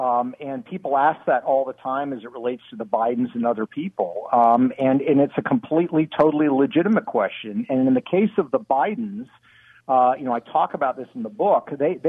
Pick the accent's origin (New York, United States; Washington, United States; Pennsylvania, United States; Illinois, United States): Washington, United States; Seattle; I grew up in Seattle, Washington